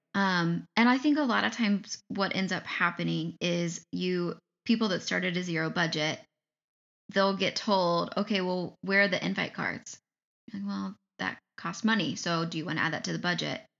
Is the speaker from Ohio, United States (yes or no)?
yes; Ohio, United States; now in Michigan, United States; I grew up in Ohio. I live in Michigan.